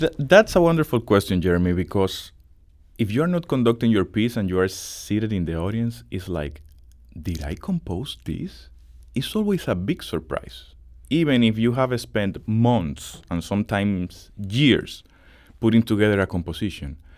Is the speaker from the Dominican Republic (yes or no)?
yes; Dominican Republic; English is a second language; now in St. Louis, United States; I am from the Dominican Republic